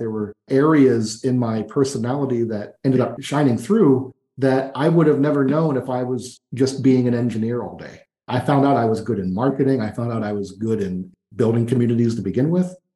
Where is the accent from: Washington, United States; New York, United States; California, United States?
New York, United States; moved away as an adult; now in Florianopolis, Brazil; I grew up in New York State and had never visited New York City